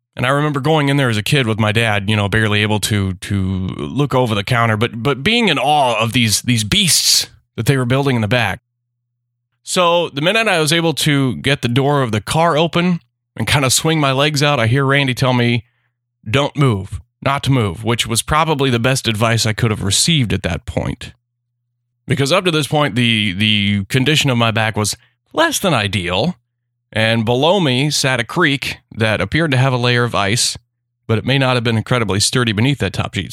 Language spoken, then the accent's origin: English; Memphis, Missouri, United States; my hometown